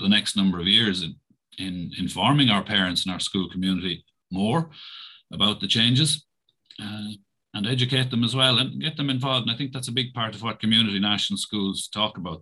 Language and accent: English; Roscrea, Munster, Ireland; I'm from Roscrea, which is about 20 minutes drive away from here